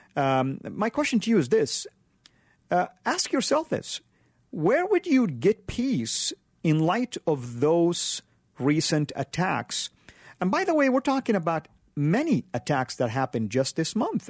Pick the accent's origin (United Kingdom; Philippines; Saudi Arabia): Saudi Arabia; moved away; When I was growing up in Saudi, forty-five minutes away from Mecca